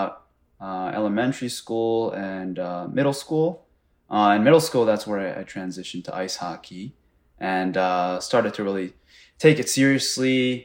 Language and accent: English; Japan; moved away; where I was born in Japan